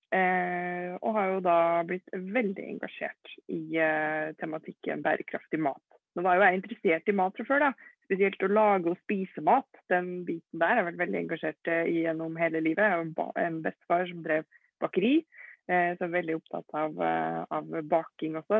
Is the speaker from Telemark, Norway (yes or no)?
no; Trondheim, Trøndelag, Norway; Født og oppvokst i Trondheim